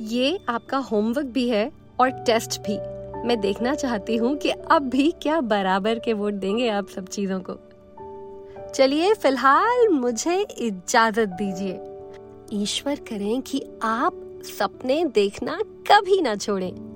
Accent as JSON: {"language": "Hindi", "region": "Delhi", "country": "India"}